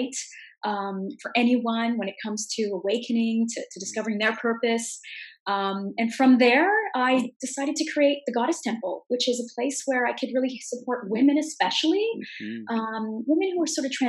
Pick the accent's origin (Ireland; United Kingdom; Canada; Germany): Canada; I'm from Canada